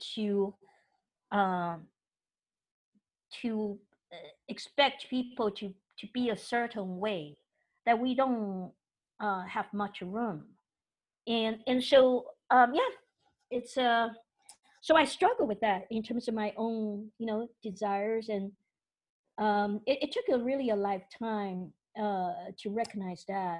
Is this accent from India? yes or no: no; Taiwan; now in United States; I'm from Taiwan